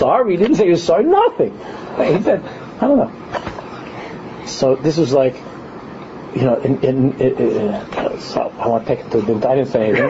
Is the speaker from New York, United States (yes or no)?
yes; New York City, New York, United States; in a neighborhood where I grew up in Queens